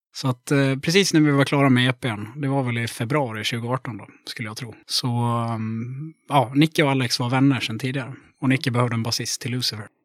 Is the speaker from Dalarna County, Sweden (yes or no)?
yes; Mora, Dalarna County, Sweden; accent: Dalarna; moved away as an adult; now in Gothenburg, Sweden; Jag kommer från Mora i Dalarna